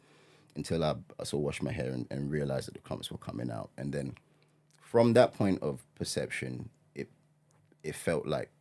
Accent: Ghana; I'm Ghanaian.

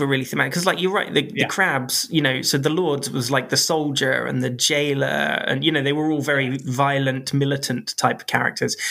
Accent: United Kingdom; I am British

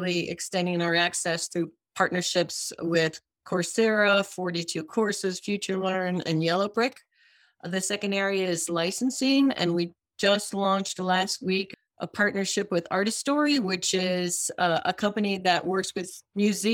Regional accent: Michigan, United States; moved away as an adult; also born or lived in London / Cambridge, Massachusetts; I grew up in Michigan

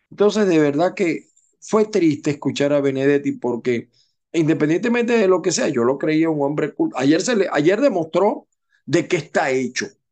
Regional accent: Zulia, Venezuela; yo no soy del Zulia, pero me he criado en el Zulia.

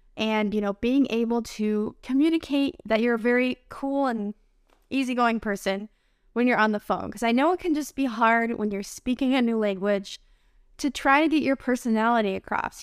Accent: United States; I'm an American English teacher.

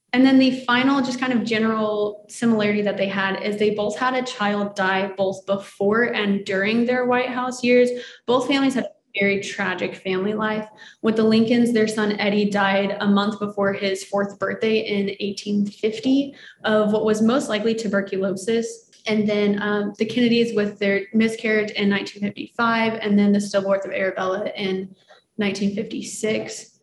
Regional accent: Missouri, United States; moved away as an adult; now in Washington, D.C., United States; I am originally from Missouri

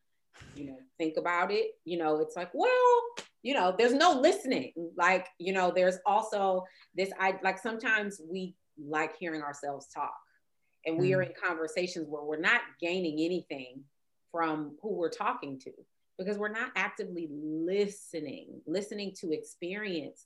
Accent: Compton, California, United States; I went to a Black college and I grew up in Compton

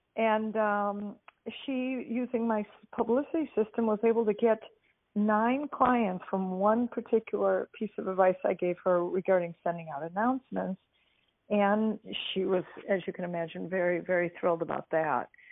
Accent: Detroit, Michigan, United States; now in California, United States; I grew up in Detroit, Michigan

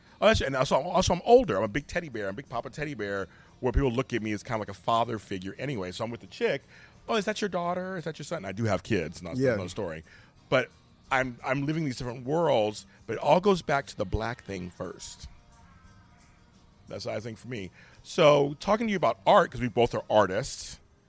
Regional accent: Inglewood, California, United States; I was growing up in South Central Los Angeles in Inglewood.

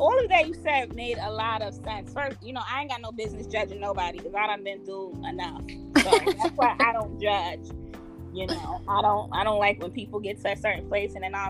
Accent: New York, United States; I'm from New York.

